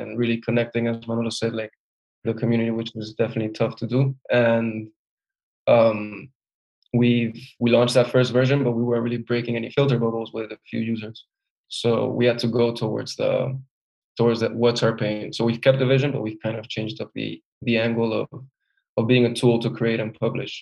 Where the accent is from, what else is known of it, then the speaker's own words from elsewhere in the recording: Spain; since I'm from Spain